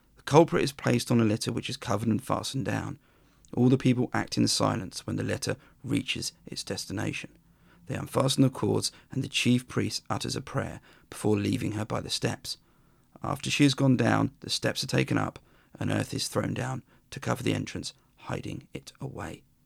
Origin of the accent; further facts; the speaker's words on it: Worthing, South East England, United Kingdom; my hometown of Worthing